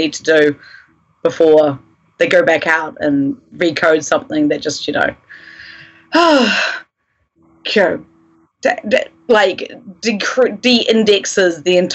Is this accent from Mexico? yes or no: no; New Zealand; moved away; I am from New Zealand